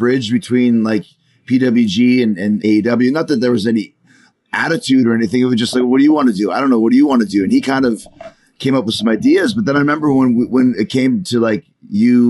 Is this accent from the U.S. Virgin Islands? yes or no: no; Canada; when I grew up, we had all the BBC shows on CBC